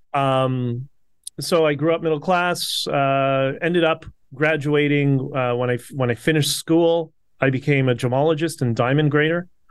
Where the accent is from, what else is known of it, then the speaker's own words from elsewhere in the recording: Toronto, Ontario, Canada; I grew up in Toronto